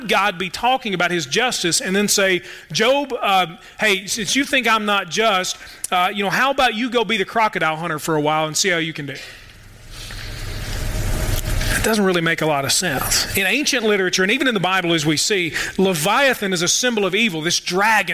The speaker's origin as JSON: {"language": "English", "town": "Louisville", "region": "Kentucky", "country": "United States", "moved": "yes", "lives_now": "Murray, United States", "said": "I'm from Louisville too."}